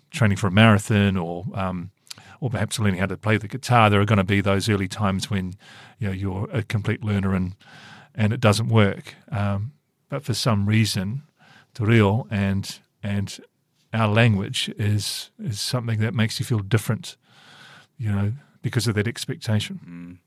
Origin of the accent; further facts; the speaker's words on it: Christchurch, Canterbury, New Zealand; moved away; I grew up in Christchurch